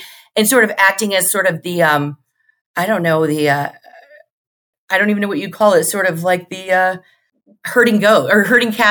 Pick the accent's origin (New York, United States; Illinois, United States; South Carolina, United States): Illinois, United States; Central; I'm from Central Illinois